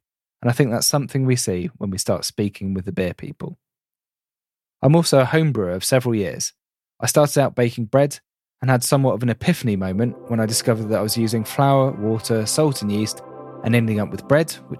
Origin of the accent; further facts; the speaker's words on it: Reading, South East England, United Kingdom; I'm from the Reading area of the UK